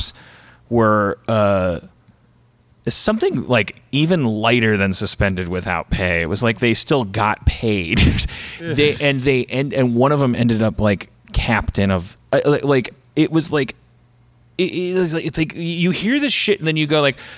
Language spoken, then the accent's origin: English; Milwaukee, Wisconsin, United States; we're from Milwaukee